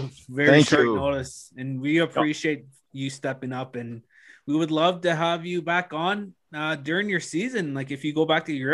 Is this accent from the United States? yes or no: no; Moose Factory, Ontario, Canada; moved away; Growing up in Moose Factory as a kid